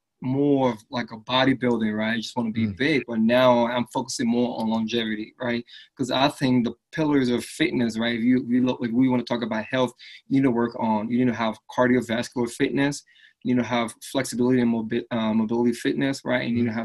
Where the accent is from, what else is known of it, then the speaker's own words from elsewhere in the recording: Philadelphia, Pennsylvania, United States; also born or lived in Liberia; So I grew up in Philadelphia, right? And when I first came to the States, back then my accent was a lot more stronger, right?